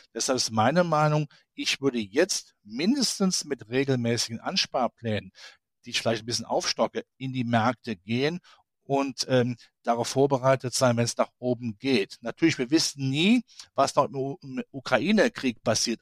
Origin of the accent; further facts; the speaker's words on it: Rhineland, Germany; ich als Rheinländer